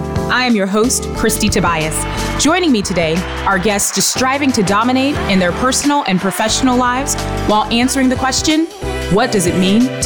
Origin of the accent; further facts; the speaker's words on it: the South, United States; I grew up in the South, but I'm Jamaican